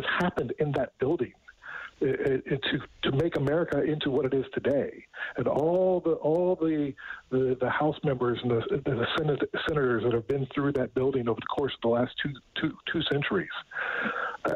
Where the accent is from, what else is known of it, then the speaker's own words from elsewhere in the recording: United States; moved away as an adult; now in Canada; I grew up a very proud American